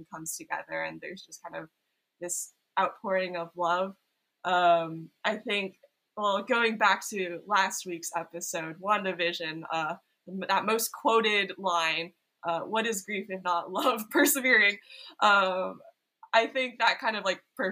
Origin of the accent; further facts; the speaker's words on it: Silicon Valley, California, United States; moved away as an adult; now in Los Angeles, United States; I grew up in Silicon Valley